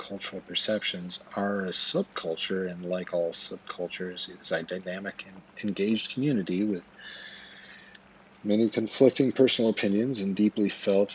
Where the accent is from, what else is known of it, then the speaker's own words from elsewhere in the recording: Twin Falls, Idaho, United States; I was born on April 15th, 1974 at the Magic Valley Regional Medical Center in Twin Falls, Idaho